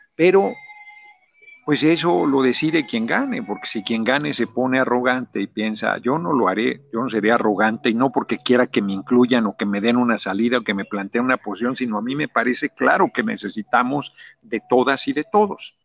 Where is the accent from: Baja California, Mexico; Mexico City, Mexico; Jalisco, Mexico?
Mexico City, Mexico; moved away as an adult; now in Morelos, Mexico; yo nací en el DF